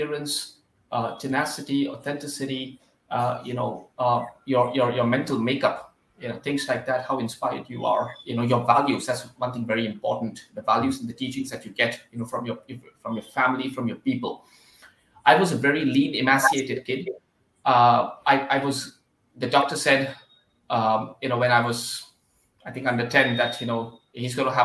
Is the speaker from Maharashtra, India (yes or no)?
yes; Mumbai, Maharashtra, India; I'm from Mumbai